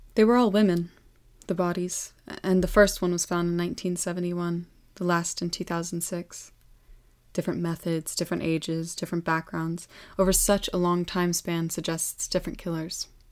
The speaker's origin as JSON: {"language": "English", "area": "Welsh", "region": "Wales", "country": "United Kingdom", "said": "Being Welsh"}